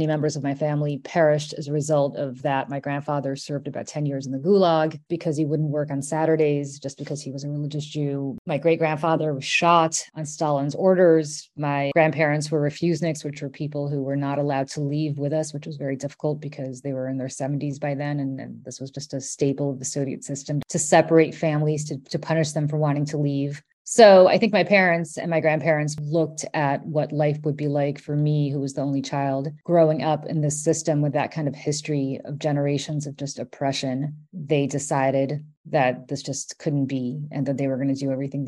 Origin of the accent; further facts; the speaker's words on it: New York City, New York, United States; also born or lived in Moscow, Russia / Austria / Italy; came here when I was 7 years old in 1980. To the Bronx. And I grew up in the Bronx under pretty difficult circumstances